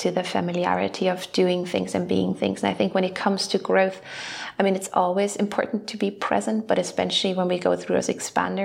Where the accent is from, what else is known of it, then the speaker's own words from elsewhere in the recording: Germany; we're coming from Germany